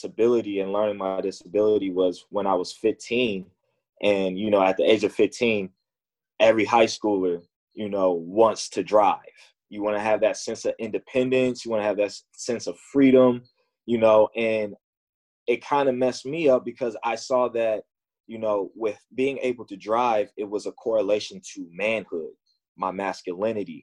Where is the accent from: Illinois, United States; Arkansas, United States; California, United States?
Illinois, United States; Chicago; growing up in Chicago playing basketball